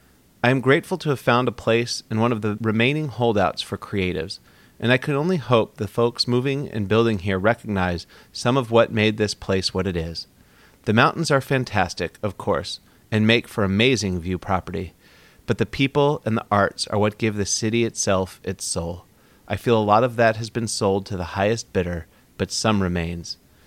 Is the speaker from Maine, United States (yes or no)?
no; Seattle, Washington, United States; born or raised there